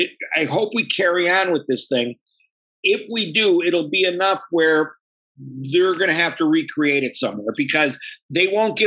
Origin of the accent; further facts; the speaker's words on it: Buffalo, New York, United States; But if you really want to know my all-time favorite, I'm from the South Side, and there's chicken wings from a joint called Smitty's. That's what I was raised